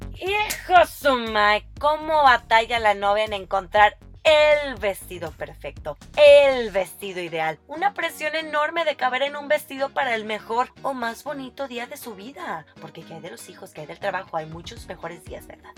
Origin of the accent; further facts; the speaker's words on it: Monterrey, Nuevo León, Mexico; soy regia